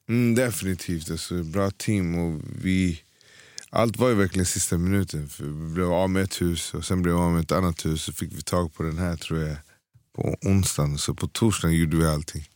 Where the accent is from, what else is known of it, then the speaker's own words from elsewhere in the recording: Stockholm, Stockholm County, Sweden; Född och uppvuxen i Hässelby